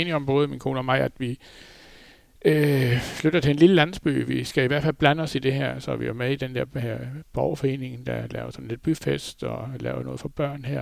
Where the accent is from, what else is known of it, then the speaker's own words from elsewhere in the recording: Flensburg, Schleswig-Holstein, Germany; moved away as an adult; now in Denmark; Jeg har jo boet i Flensborg. Jeg blev født i Flensborg, og har boet der indtil... Øh, ja, hvad er det? små 30 år siden, vi flyttede herover